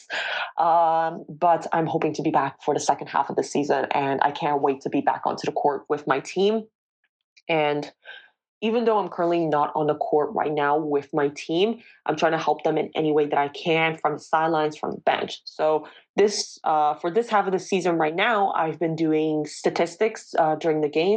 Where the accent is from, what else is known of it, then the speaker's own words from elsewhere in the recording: Toronto, Ontario, Canada; moved away as an adult; now in Valenciennes, France; I'm from Toronto, Ontario